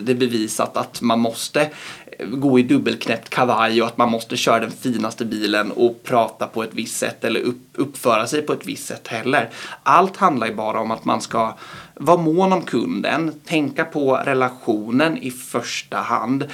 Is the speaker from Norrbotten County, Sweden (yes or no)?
no; Linköping, Östergötland, Sweden; jobba i min hemstad